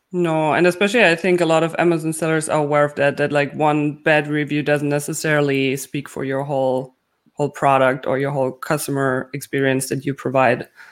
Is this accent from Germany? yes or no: yes; Germany